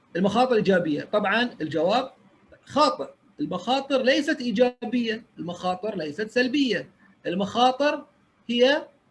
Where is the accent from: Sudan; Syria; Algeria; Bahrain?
Bahrain; انا اول بحريني